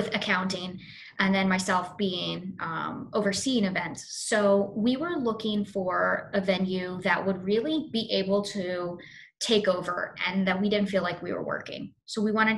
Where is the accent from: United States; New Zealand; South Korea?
United States; Fort Mill, South Carolina; also born or lived in Charlotte, North Carolina / Florida; now in New York, United States; I'm originally from Charlotte, but I lived mostly in Fort Mill, South Carolina.